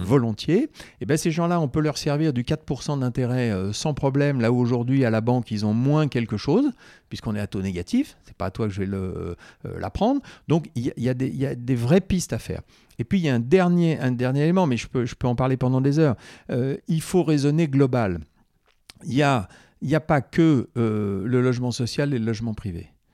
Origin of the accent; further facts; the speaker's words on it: Corrèze, Nouvelle-Aquitaine, France; je suis originaire de la Corrèze